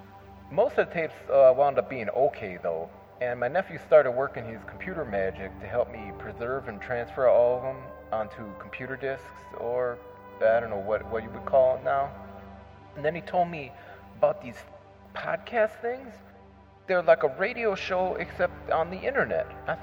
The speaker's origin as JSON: {"language": "English", "region": "Wisconsin", "country": "United States", "tie": "born or raised there", "said": "for a long time, I hosted a weekly local radio show in my hometown here in Wisconsin."}